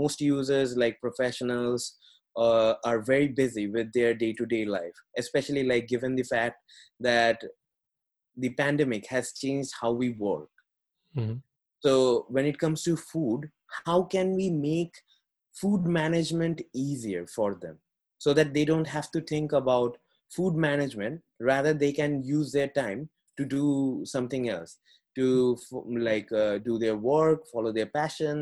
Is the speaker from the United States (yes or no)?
no; India; moved away as an adult; I was born in India and I was brought, like, born and brought up in a very humble family.